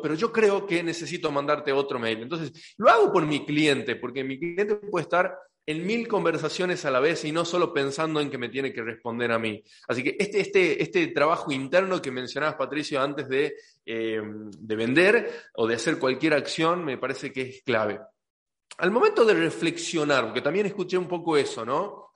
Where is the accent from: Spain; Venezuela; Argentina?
Argentina; Tucumán; accent: tucumano; soy tucumano, ya de por sí me como las S. Entonces trato de no hablar tan tucumano en los episodios